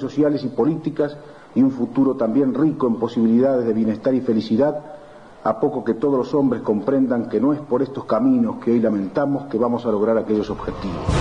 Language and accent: Spanish; Uruguay; en un país como el nuestro, con hombres y mujeres como los uruguayos